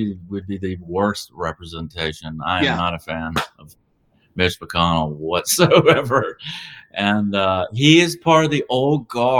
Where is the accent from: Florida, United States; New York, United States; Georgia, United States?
Georgia, United States; moved away; I'm originally from Georgia. That's become a serious problem in my old home state.